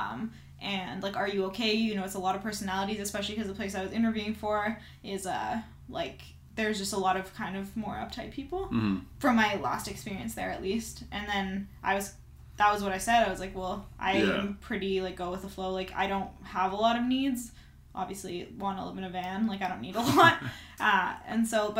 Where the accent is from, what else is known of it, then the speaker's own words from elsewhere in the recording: Canada; moved away; I'm Canadian.